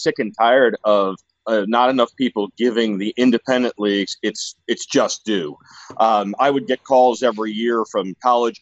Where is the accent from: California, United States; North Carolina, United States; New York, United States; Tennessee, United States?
New York, United States; Westchester County; now in Arizona, United States; I grew up in Westchester County, New York, which is about 50 minutes outside of Manhattan